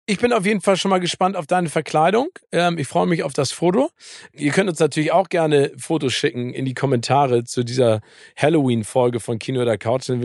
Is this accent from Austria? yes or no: no; East Germany, Germany; ich komme aus dem Osten, für mich war der Wilde Westen immer eine Banane.